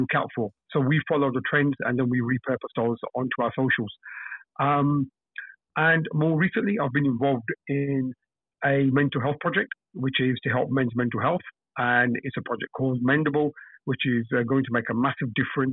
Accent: London, United Kingdom; I'm from London, UK. You probably can tell from my accent.

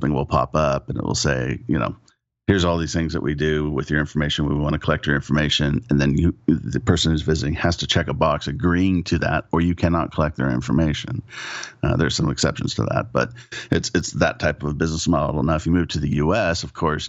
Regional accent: California, United States; also born or lived in Oklahoma; I was born in Oklahoma, of all places. Ended up moving to California early on. Thank goodness. And was raised in California

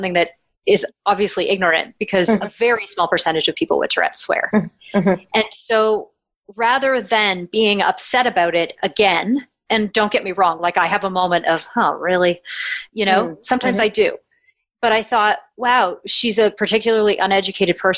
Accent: Canada; I'm Canadian

